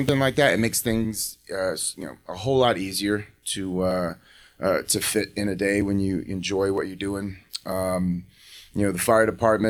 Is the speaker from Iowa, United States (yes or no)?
no; Raleigh, North Carolina, United States; So I grew up in Raleigh, North Carolina. At least when I was younger, from about the ages of five, I think, till I was sixth grade, seventh grade, maybe.